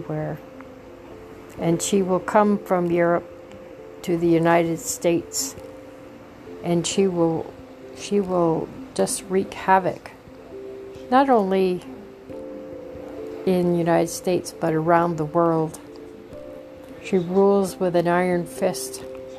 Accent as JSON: {"language": "English", "country": "Canada", "said": "I am a Canadian"}